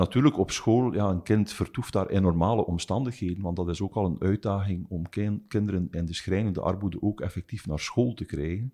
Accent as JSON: {"language": "Dutch", "town": "Ghent", "region": "Flanders", "country": "Belgium", "tie": "born or raised there", "said": "Ik ben een Oost-Vlaming, dus geboren in Gent, ook woonachtig in Gent."}